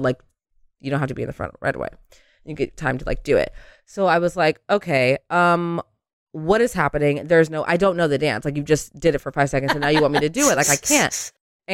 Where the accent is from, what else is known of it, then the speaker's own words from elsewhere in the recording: San Diego, California, United States; I come from San Diego where like, yeah, the girls are doing the thing, but it's not New York